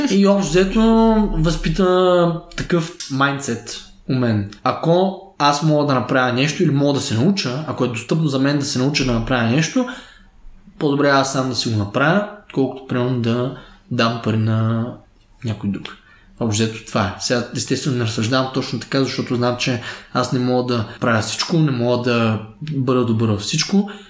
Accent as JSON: {"language": "Bulgarian", "town": "Stara Zagora", "region": "Stara Zagora Province", "country": "Bulgaria", "tie": "born there", "said": "Аз съм роден в Стара Загора 1993 като семейството, в което съм отраснал."}